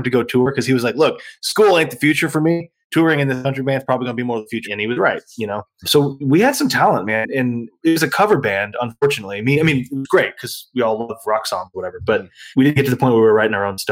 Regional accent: San Antonio, Texas, United States; also born or lived in San Marcos, Texas; I grew up there.

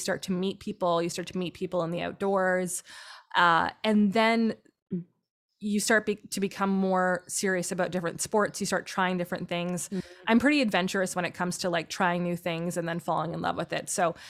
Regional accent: Tilbury, Ontario, Canada; now in Ottawa, Canada; I'm from Southern Ontario, super flat farmland, grew up on a farm, always loved the outdoors, you know, just played outside a lot.

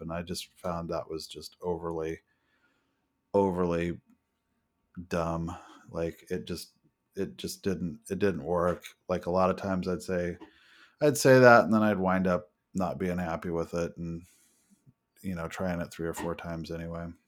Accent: United States; I'm an American

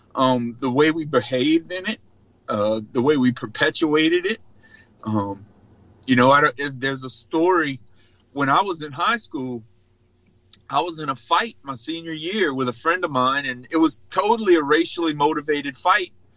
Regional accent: Choctaw Bay?, South Louisiana, United States; born and raised in South Louisiana, from a small rural community called called Chack Bay

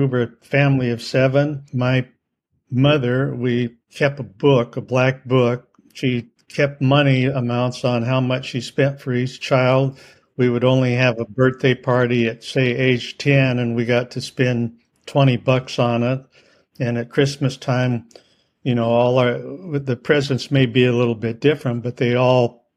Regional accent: Iowa, United States; I grew up in Iowa

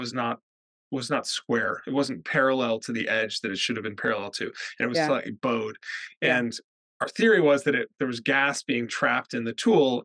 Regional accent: the American West, United States; moved away as an adult; now in United Kingdom; I grew up in the American West where water is scarce

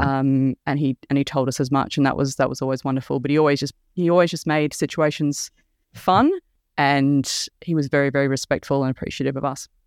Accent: Mornington Peninsula, Victoria, Australia; I'm from the Mornington Peninsula, down where HMAS Cerberus is

